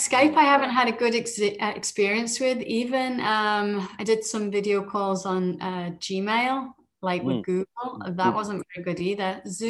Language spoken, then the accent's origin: English; Liverpool, North West England, United Kingdom; accent: British; moved away as an adult; now in Toronto, Canada; I am from Liverpool, you know, where the good old … are from.